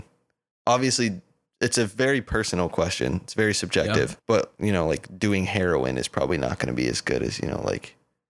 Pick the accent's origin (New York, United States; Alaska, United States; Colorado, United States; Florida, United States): Colorado, United States